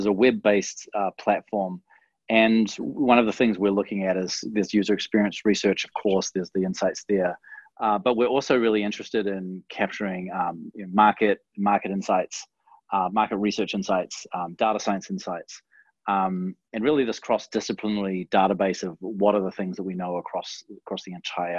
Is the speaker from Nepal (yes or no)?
no; New Zealand; In New Zealand, we pronounce it Dwignon